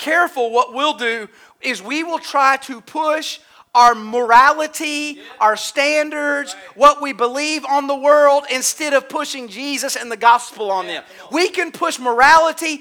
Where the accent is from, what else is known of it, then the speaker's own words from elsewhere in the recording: United States; I'm an American.